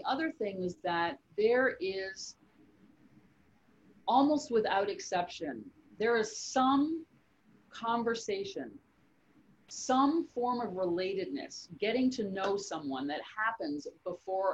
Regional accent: Canada; I'm from Canada

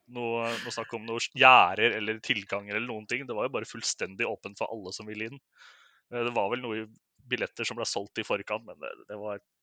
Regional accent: Oslo, Norway; jeg er fra Oslo, fra Oslo øst.

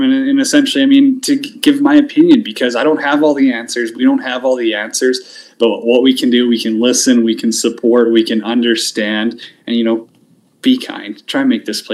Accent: Canada; being a Canadian, we've got our own issues up here

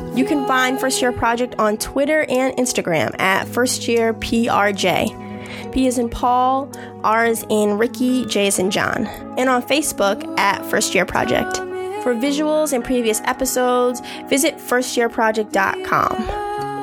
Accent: Boston, Massachusetts, United States; from Boston, as in being born and raised in Boston

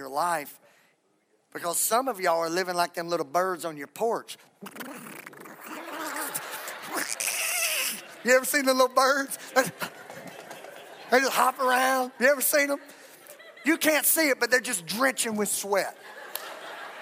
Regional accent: Texas, United States; I'm from Texas.

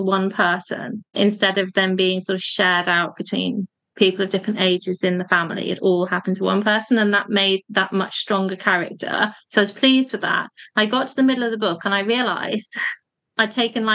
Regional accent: Cheshire, North West England, United Kingdom; the area where I grew up in Cheshire

